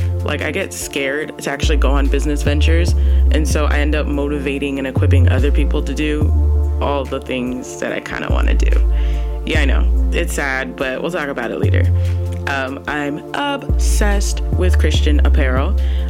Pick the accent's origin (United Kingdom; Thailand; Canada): Canada; Now, I'm 100% Ghanaian, okay, ethnic roots. I'm Canadian, maple syrup, but I'm also American as well.